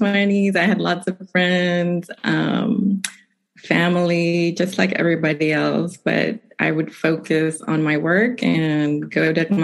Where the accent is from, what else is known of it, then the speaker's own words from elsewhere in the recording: Nicaragua; moved away as an adult; also born or lived in Massachusetts; now in United States; I'm originally from Nicaragua, and I came to the United States for college, and I've been here ever since